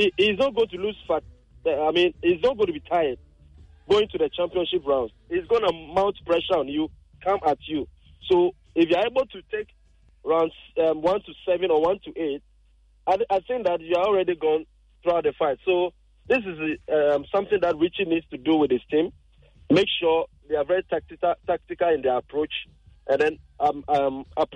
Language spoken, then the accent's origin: English; Ghana; as Ghanaians